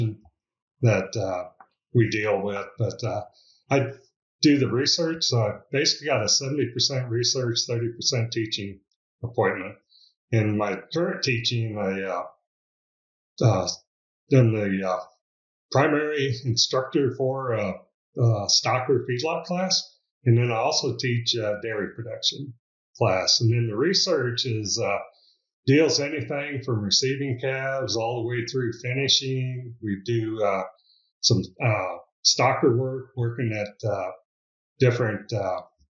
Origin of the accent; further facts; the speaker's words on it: Exira, Iowa, United States; moved away as an adult; also born or lived in Tucson, Arizona; now in Clayton, United States; I grew up in Exira, Iowa